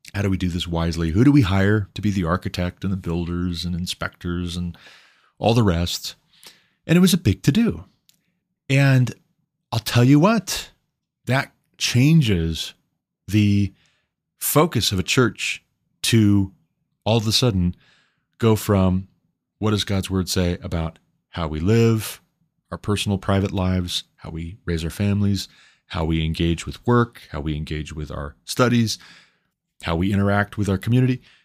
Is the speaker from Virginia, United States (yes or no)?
no; Montana, United States; also born or lived in Hillsboro, Ohio; I moved my family back to my home state of Montana